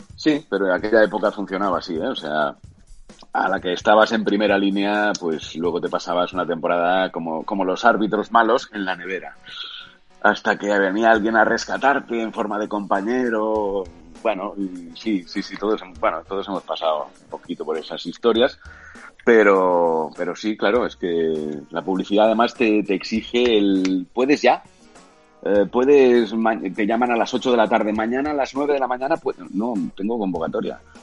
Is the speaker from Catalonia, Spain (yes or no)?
yes; Catalonia, Spain; sabiendo que soy catalán